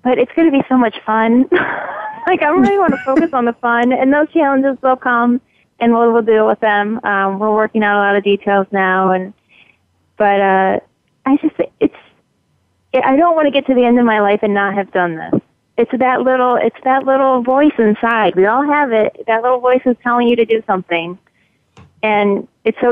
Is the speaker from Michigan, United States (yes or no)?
yes; Michigan, United States; moved away; also born or lived in England; I'm from Michigan